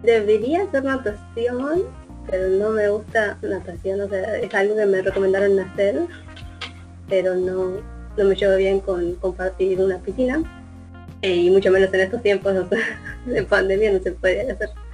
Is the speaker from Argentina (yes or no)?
yes; Merlo, Buenos Aires Province, Argentina; soy de Merlo